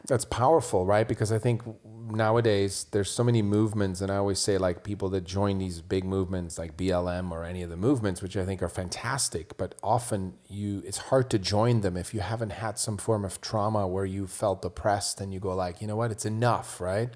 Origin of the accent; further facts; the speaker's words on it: Switzerland; now in United States; I grew up in Switzerland